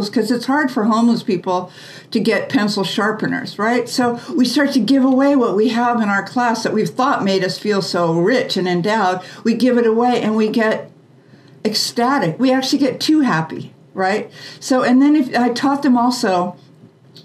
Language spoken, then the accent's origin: English; United States; we were raised in the American way